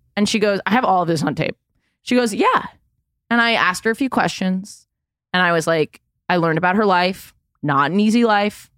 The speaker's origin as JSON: {"language": "English", "town": "New York City", "region": "New York", "country": "United States", "said": "I'm from Manhattan"}